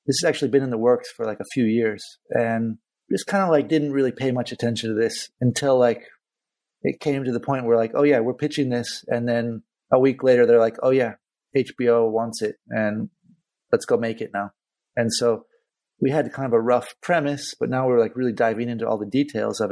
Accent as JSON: {"language": "English", "town": "Santa Cruz", "region": "California", "country": "United States", "tie": "born or raised there", "also_born_or_lived": "Spain", "moved": "as an adult", "lives_now": "Barcelona, Spain", "said": "growing up in Santa Cruz, being on the ocean"}